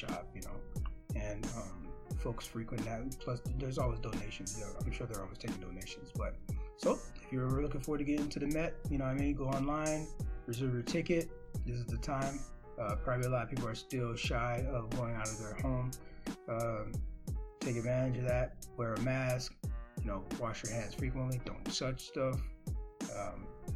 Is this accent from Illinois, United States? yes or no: no; Miami, Florida, United States; I'm from Miami